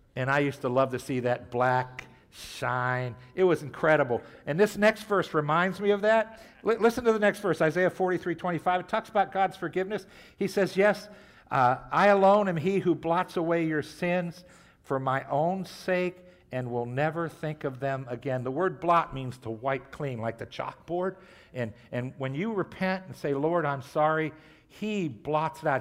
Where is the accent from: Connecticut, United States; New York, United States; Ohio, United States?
Ohio, United States; Trumbull County; I grew up in Trumbull County